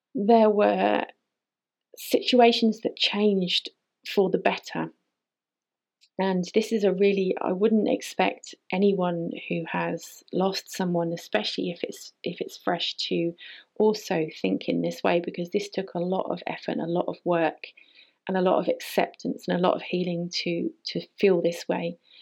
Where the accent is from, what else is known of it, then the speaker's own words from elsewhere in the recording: United Kingdom; moved away as an adult; also born or lived in Canary Islands; I decided that I was leaving the UK. I couldn't handle being there.